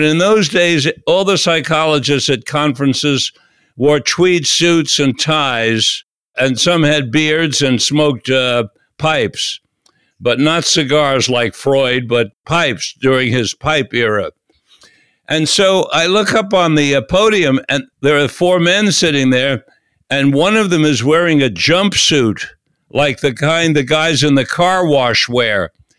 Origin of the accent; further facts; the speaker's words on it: New York City, New York, United States; also born or lived in Florida; from the swamps of Florida, rather, to the jungles of Manhattan. And so I grew up from about 6, 7 on in Manhattan